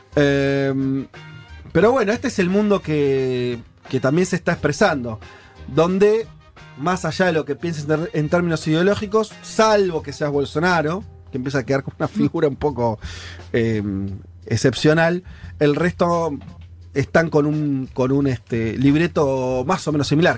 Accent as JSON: {"language": "Spanish", "country": "Argentina"}